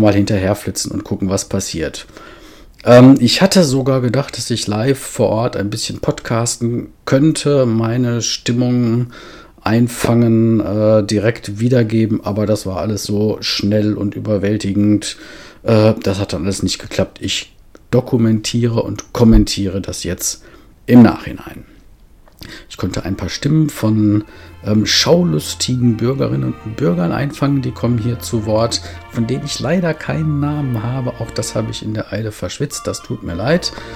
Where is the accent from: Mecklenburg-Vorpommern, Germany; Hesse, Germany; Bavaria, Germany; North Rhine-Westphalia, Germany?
Mecklenburg-Vorpommern, Germany; Schwerin; in meiner Heimatstadt Schwerin